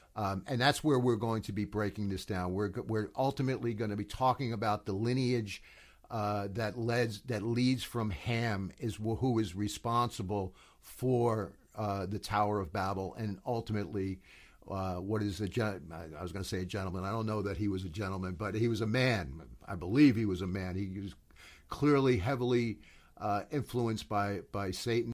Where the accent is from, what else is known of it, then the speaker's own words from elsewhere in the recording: United States; I'm coming from the United States